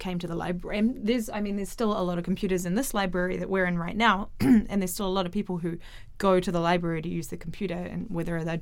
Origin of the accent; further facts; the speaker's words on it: New Zealand; I'm from New Zealand